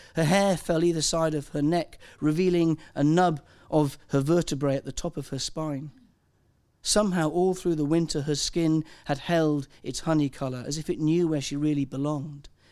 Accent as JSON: {"language": "English", "region": "Wales", "country": "United Kingdom", "said": "I'm Welsh"}